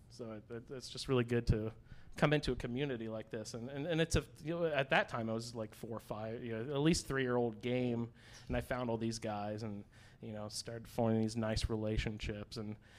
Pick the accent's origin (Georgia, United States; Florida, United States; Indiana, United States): Indiana, United States; I'm from Indiana. I just flew in from Indianapolis.